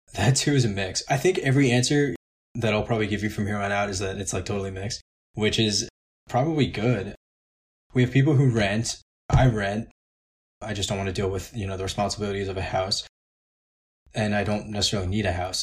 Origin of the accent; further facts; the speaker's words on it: New York, United States; now in Hershey, United States; I'm from New York, I'm from a big city